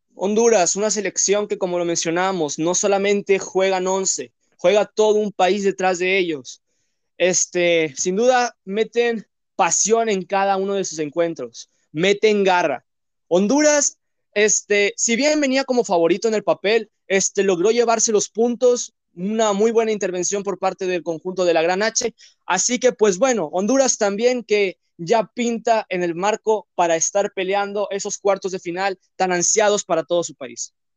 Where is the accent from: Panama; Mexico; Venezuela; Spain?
Mexico; Soy mexicano